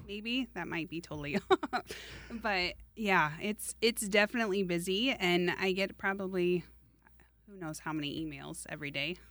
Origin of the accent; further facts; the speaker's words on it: Des Moines, Iowa, United States; I grew up in Des Moines